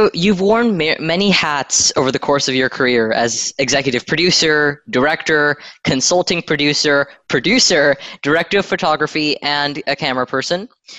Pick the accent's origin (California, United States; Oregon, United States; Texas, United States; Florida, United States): Texas, United States; As a fellow Texan